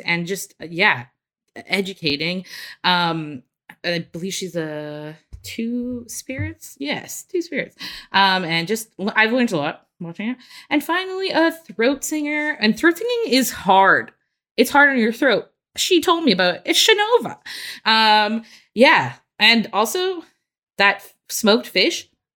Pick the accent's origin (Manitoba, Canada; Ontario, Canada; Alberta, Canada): Manitoba, Canada; Winnipeg; that's my hometown.